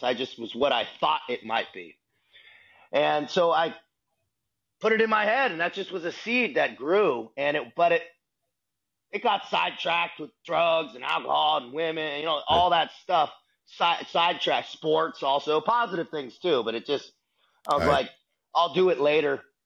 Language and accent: English; San Diego, California, United States; also born or lived in Boston, Massachusetts; San Diego, California is what my hometown. I consider my hometown where I grew up. Born in Boston, still family there, but raised in San Diego through all the formative years.